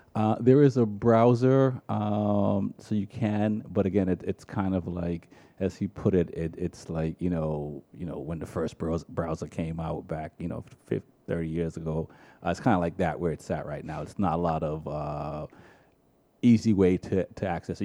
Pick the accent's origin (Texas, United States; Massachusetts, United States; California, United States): Massachusetts, United States; Boston; also born or lived in Jamaica; growing up in Dorchester in the '80s